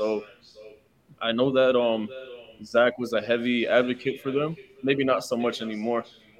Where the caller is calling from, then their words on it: San Diego, California, United States; San Diego.